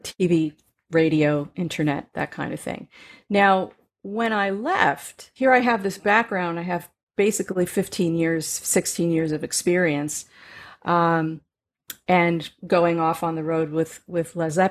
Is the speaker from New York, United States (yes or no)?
yes; Katonah, New York, United States; the pond behind my house where I grew up in Katona, New York